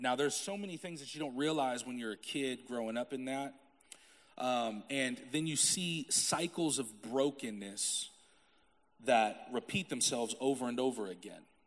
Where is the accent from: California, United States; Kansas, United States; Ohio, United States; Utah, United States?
Kansas, United States; Topeka; I'm from Topeka, Kansas